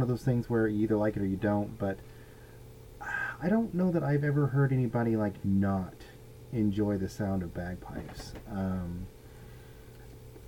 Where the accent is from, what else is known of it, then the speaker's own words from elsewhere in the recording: United States; being an American male in his late 40s